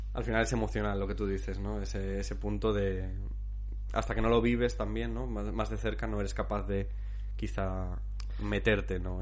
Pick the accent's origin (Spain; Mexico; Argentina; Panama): Spain; Zamora, Castile and León; moved away; Yo soy, soy zamorano, soy castellano